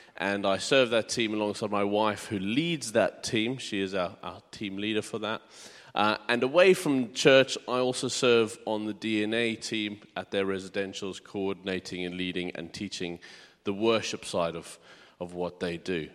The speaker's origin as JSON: {"language": "English", "country": "South Africa", "tie": "born or raised there", "also_born_or_lived": "United Kingdom", "moved": "as an adult", "lives_now": "Hartford, United Kingdom", "said": "I'm originally from South Africa. I was born and bred there. Um, and when I was eighteen, we moved to the U K."}